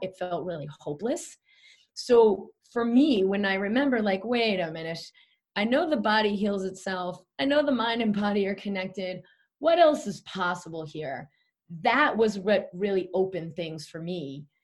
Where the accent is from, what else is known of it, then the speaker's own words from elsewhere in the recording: Boston, Massachusetts, United States; I grew up in Boston